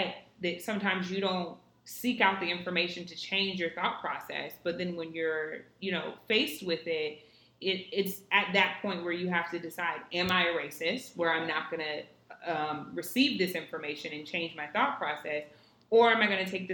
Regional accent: Southern California, United States; moved away as an adult; also born or lived in Florida / Los Angeles; now in New York City, United States; I was born and raised in California, Southern California. I would say that I was born in the valley, raised by the beach, and lived in the city.

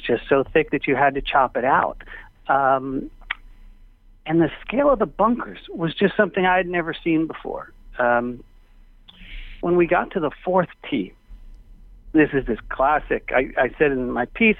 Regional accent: New York City, New York, United States; I grew up in Manhattan and learned the game on Long Island

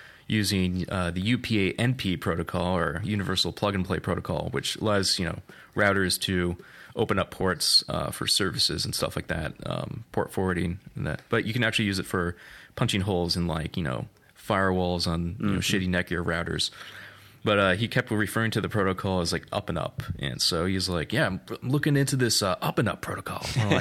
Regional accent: Portland, Oregon, United States; So I hail from the Pacific Northwest, or Cascadia, as we to call it.

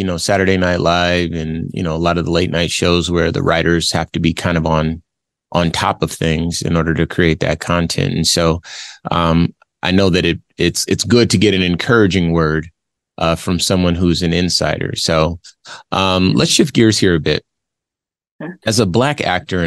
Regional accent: Los Angeles, California, United States; I'm originally from Los Angeles myself.

